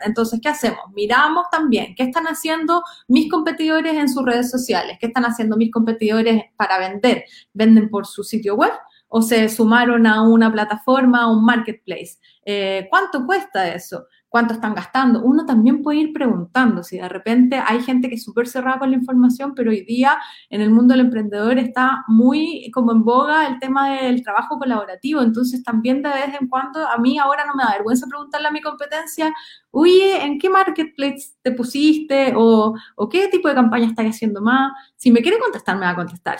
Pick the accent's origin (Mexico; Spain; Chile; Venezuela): Chile; soy de región